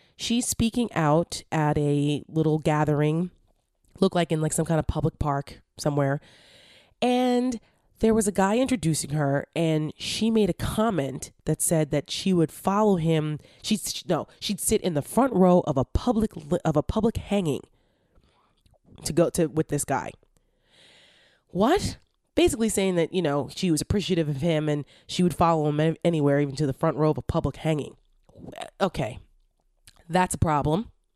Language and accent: English; Paramus, New Jersey, United States; moved away as an adult; now in Washington, D.C. area, United States; I'm from New Jersey. I'm from, like, the mall capital of the Northeast. The town of Paramus, New Jersey.